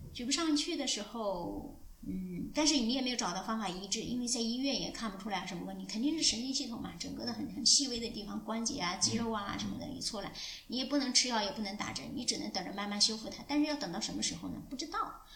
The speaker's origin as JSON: {"language": "Chinese", "region": "Anhui", "country": "China", "moved": "as an adult", "said": "我是从安徽来的"}